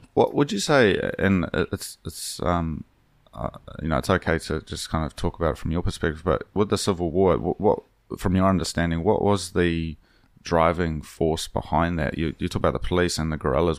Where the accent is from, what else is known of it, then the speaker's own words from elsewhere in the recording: Hawke's Bay, New Zealand; where I grew up in Hawke's Bay